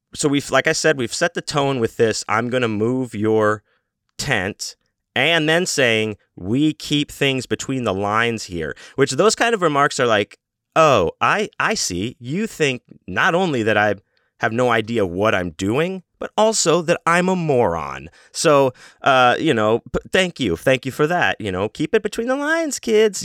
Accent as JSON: {"language": "English", "town": "Houston", "region": "Texas", "country": "United States", "said": "I'm from Houston, Texas"}